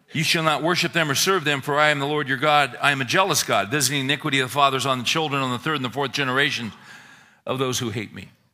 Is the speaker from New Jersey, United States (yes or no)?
no; Northern California, United States; I grew up in Northern California in the sixties